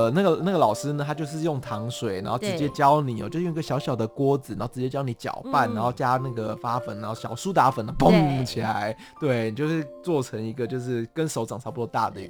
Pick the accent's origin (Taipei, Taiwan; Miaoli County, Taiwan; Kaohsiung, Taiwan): Taipei, Taiwan; 因为其实我自己是纯台北的小孩子，对，我就是台北人。然后我到了台南之后，我发现哎，他们的食物啊